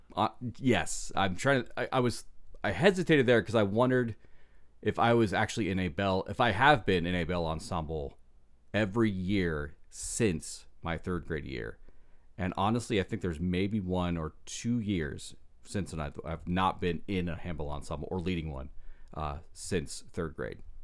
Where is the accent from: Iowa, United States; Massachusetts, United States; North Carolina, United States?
Iowa, United States; I grew up in Iowa, and small town, small church